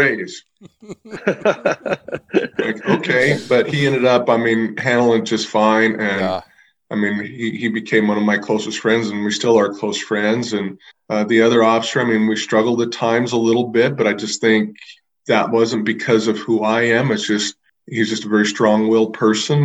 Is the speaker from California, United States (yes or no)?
no; Idaho, United States; moved away as an adult; also born or lived in Montana; my heart was always in Idaho because I grew up in Idaho.